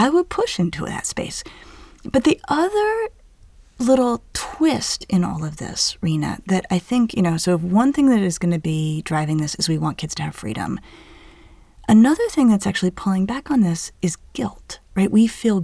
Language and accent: English; Denver, Colorado, United States; hiking and rock climbing I did growing up in Denver